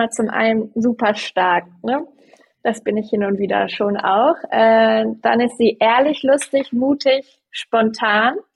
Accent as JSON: {"language": "German", "region": "Hamburg", "country": "Germany", "said": "bei uns in Hamburg ist es ja nicht Karneval, sondern Fasching."}